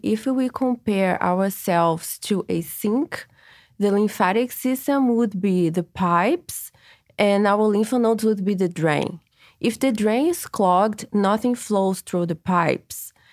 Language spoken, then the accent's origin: English; Brazil; now in Los Angeles, United States; I am from Brazil, and I brought to LA a Brazilian technique